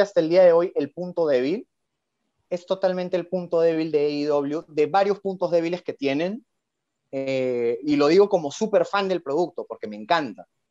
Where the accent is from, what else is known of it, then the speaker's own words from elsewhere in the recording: Lima, Peru; soy guitarrista de Lima, Perú